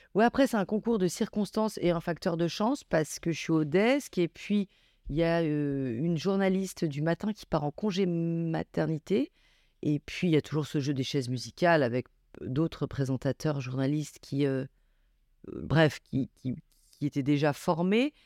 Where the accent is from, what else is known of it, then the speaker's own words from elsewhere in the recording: Grenoble, Auvergne-Rhône-Alpes, France; moved away as an adult; also born or lived in Paris; je viens de la banlieue de Grenoble, où j'ai grandi